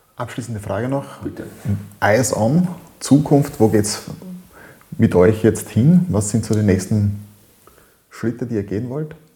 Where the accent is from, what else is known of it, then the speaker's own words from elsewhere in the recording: Styria, Austria; bei uns in der Steiermark, äh, in Österreich.